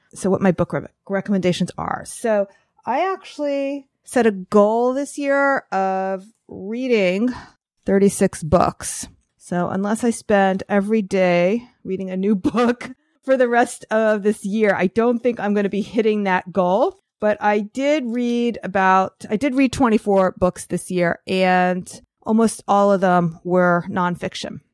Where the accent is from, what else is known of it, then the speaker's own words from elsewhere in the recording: New York, United States; as a New Yorker